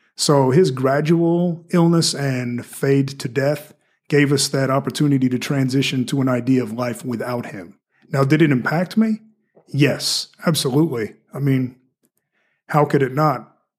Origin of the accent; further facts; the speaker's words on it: Victoria, Australia; accent: mixture of Australian and American; also born or lived in United States; now in Fort Wayne, United States; I was born and raised in an American household, but I was in Australia, I was at a mixture of both accents